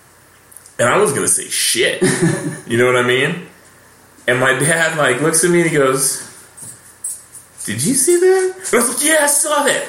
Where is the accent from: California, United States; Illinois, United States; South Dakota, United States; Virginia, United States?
California, United States; Rancho Cucamonga; I grew up here